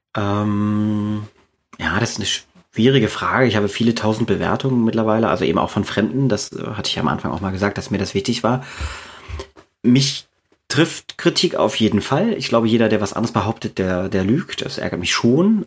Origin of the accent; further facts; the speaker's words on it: East Germany, Germany; now in Braunschweig, Germany; ich bin in der DDR aufgewachsen, zumindest die ersten zehn Jahre meines Lebens